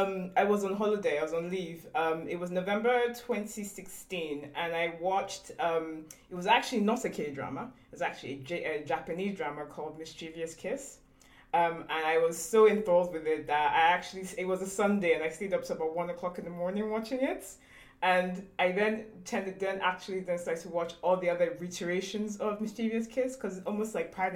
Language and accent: English; United Kingdom; We're actually Nigerian British.